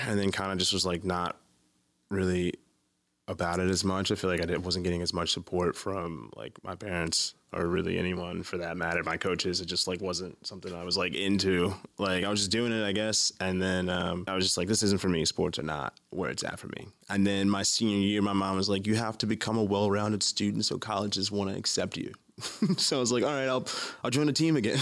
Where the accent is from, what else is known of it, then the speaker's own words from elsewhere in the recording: Baltimore, Maryland, United States; Baltimore, Maryland. Born and raised here.